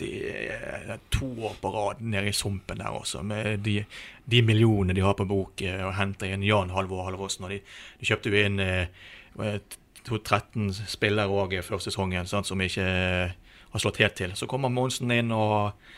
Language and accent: Norwegian; Bergen, Vestland, Norway; jeg er jo født og oppvokst i Dalen og spilt for fyllingen.